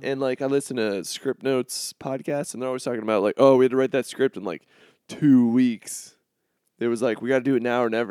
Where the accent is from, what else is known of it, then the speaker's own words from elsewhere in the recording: Florida, United States; now in Chicago, United States; I'm from Florida